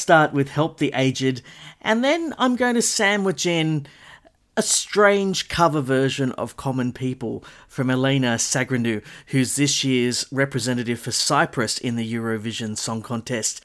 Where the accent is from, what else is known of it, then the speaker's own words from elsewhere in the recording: Castle Hill, New South Wales, Australia; my local record store growing up in the Castle Hill area